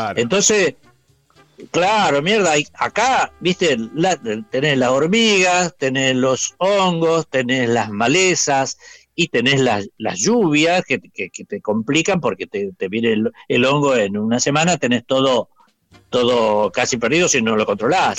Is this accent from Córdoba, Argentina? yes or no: yes; San Francisco, Córdoba, Argentina; now in Victoria, Argentina; sí, soy cordobés de la. No cordobés de Córdoba, sino que de, del lado de San Francisco, por esa zona